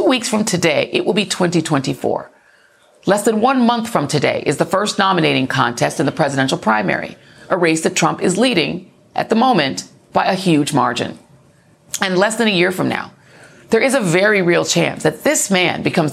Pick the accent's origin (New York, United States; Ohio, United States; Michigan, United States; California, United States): New York, United States; New York City; I was born in Brooklyn